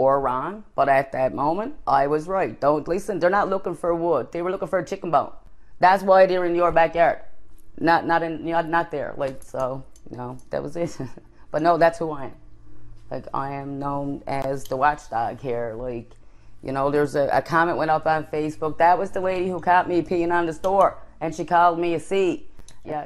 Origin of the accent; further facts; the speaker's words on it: Newfoundland and Labrador, Canada; being a Newfoundlander, I was I'm an embarrassment to Newfoundland